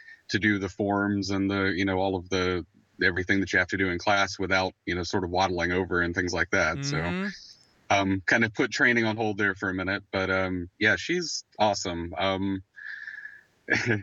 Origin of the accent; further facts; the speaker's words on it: Warner Robins, Georgia, United States; we're both from the Macon area. I'm from Warner Robins, Georgia.